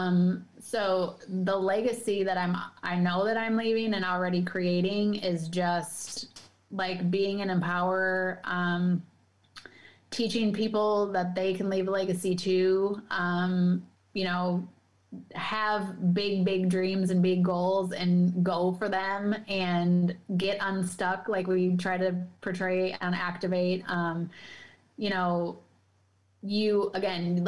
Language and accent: English; Madison, Wisconsin, United States; I'm from Madison